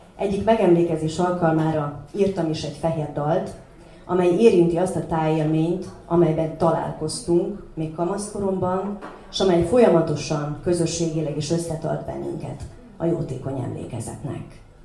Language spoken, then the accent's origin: Hungarian; Doroslovo, Vojvodina, Serbia; otthon Doroszlón